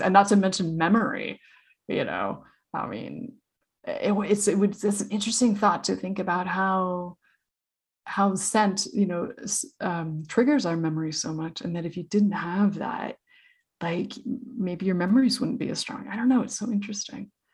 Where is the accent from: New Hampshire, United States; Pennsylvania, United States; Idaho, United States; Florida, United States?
Idaho, United States; I grew up in Idaho